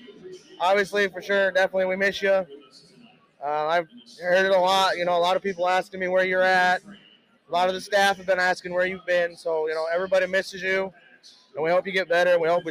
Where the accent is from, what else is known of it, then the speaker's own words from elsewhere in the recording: United States; I'm from the Quad Cities area.